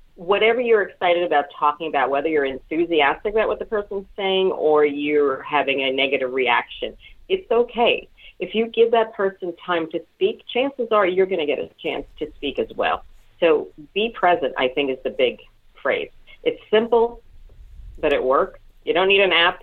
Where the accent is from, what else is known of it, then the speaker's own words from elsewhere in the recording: New York City, New York, United States; also born or lived in Brooklyn, New York; I was born in Brooklyn, raised in Queens